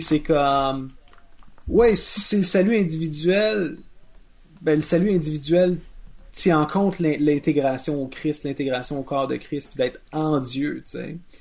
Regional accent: Quebec, Canada; on est passé de Canadien-Français à Québécois

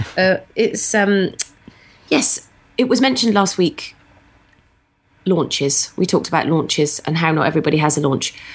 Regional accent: United Kingdom; I'm very British

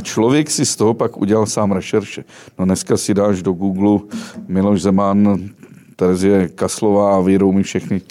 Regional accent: West Bohemia, Karlovy Vary Region, Czechia; nejhezčí Čechy jsou ty, z kterých pocházím já, tedy západní Čechy, Karlovarsko

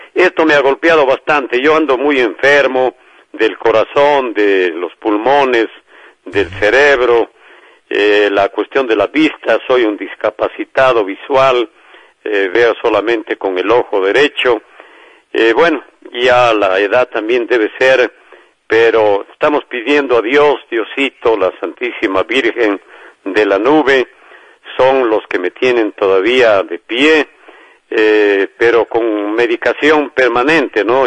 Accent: Azogues, Cañar, Ecuador; mi tierra, que es todo lo que he hecho a lo largo de mi vida, querer, amar entrañablemente a mi barrio, el Cañirico, la quebrada de Perruncay, donde nací.

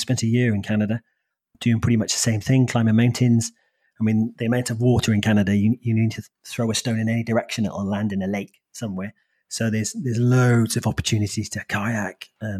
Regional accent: South Wales, United Kingdom; I was brought up in Wales, South Wales, back in the 80s, in my teens

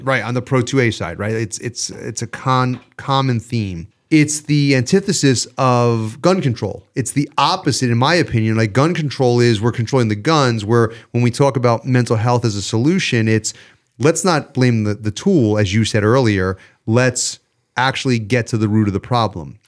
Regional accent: New York, United States; As a New Yorker

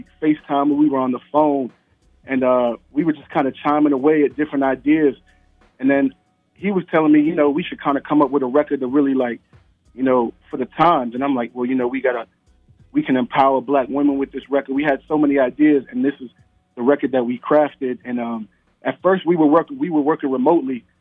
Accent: Northern Virginia, United States; now in Richmond, United States; currently, I live in Richmond, Virginia. But I'm from Northern Virginia, which is really a part of the DMV

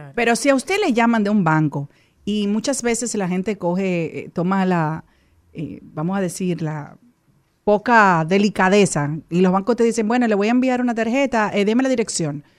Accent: Dominican Republic; como dominicana

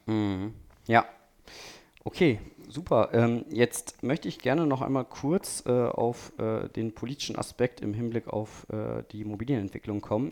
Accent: Ostwestfalen-Lippe, North Rhine-Westphalia, Germany; now in Düsseldorf, Germany; Ich komme ja auch aus dem Ostwestfalen, Lippe

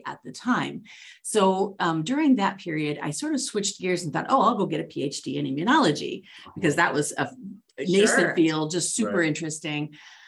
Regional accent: Oregon, United States; moved away as an adult; also born or lived in New York; now in Wausau, United States; I am from Oregon, the state, not Oregon, the city in Wisconsin. That took me a while to get used to when I moved here

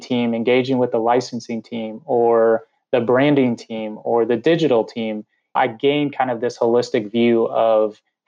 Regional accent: Orlando, Florida, United States; I was born and raised in Orlando, Florida

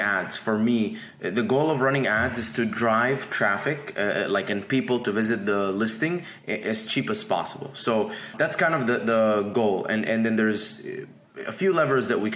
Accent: Dubai, United Arab Emirates; moved away as an adult; also born or lived in Egypt; now in United States; I was born in Egypt, raised in Dubai, came to America in 2011 to become a chemical engineer

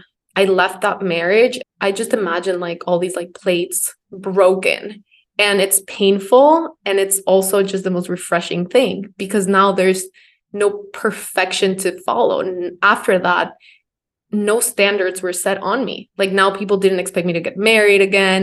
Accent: Ecuador; moved away as an adult; now in New York, United States; I'm from Ecuador.

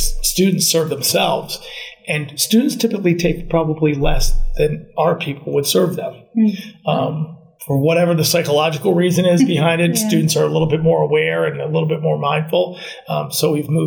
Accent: New York, United States; moved away; I'm originally from New York, and I mean, we recycled everything when I lived in New York

